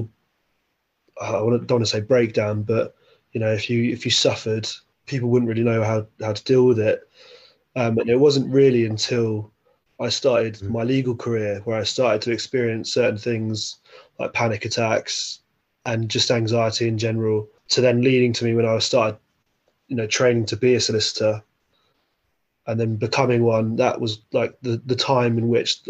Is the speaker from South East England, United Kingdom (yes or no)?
yes; Windsor, South East England, United Kingdom; I grew up in Windsor